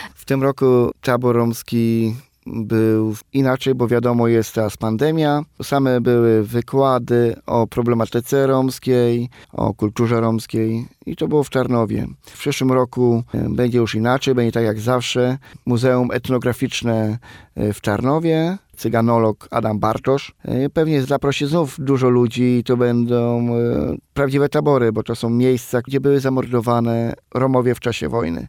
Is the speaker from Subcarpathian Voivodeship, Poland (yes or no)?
yes; Krosno, Subcarpathian Voivodeship, Poland; moved away as an adult; now in Warsaw, Poland; a pochodzę z Krosna, z miasta Krosna, to jest województwo podkarpackie